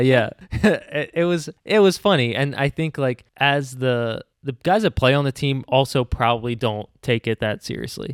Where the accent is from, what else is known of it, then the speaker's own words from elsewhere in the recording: Philadelphia, Pennsylvania, United States; we are from the Philly area